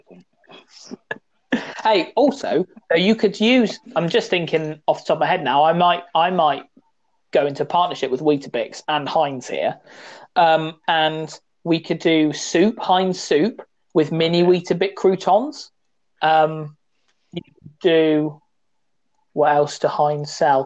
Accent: West Country, South West England, United Kingdom; I'm from the West country.

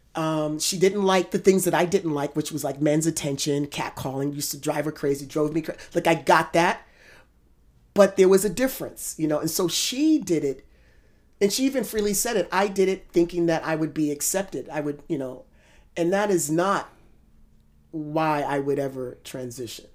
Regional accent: United States; as an American

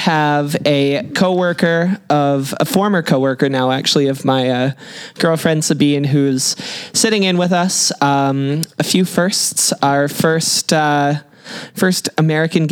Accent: Kelowna, British Columbia, Canada; in Kelowna. My family lives in the house I grew

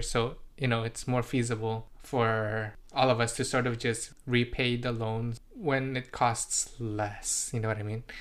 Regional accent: British Columbia, Canada; first language Indonesian; English is a second language; also born or lived in Indonesia / Surrey; I grew up, you know, in, in the Western culture

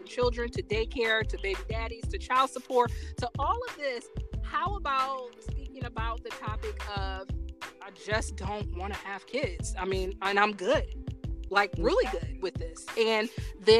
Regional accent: Fort Wayne, Indiana, United States; growing up in Fort Wayne, Indiana

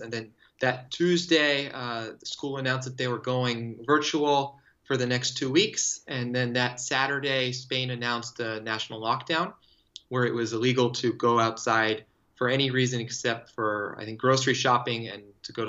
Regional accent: Los Angeles, California, United States; So I grew up in Los Angeles, but it was in the hills surrounded by state parks.

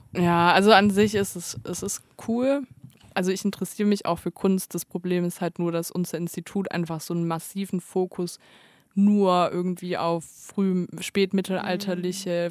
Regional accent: Stuttgart, Baden-Württemberg, Germany; now in Tübingen, Germany; als Stuttgarter

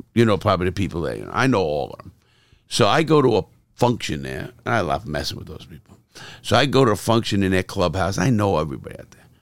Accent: New York City, New York, United States; I come from the streets of Brooklyn and Bronx

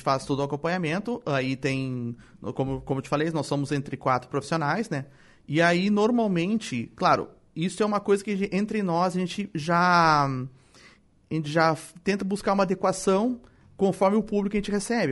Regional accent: Porto Alegre, Rio Grande do Sul, Brazil; also born or lived in Torres; eu nasci em Porto Alegre, mas morei anos e anos em Torres

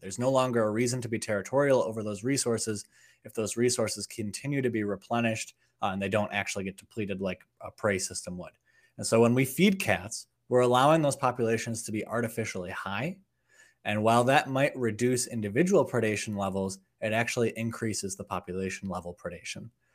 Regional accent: outside of Chicago, Illinois, United States; I grew up outside of Chicago, Illinois

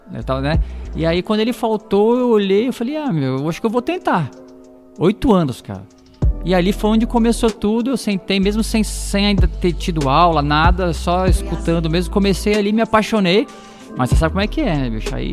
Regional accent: Osasco, São Paulo, Brazil; eu sou da, daqui de Osasco, né? Nasci em Osasco, sou cidadão osasquense

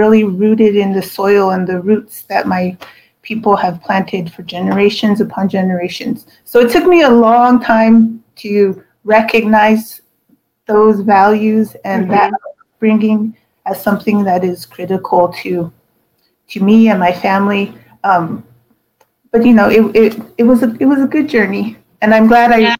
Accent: Cochiti, New Mexico, United States; I grew up in Cochiti, Kutiet, as we call it, which is a small community of 800 people

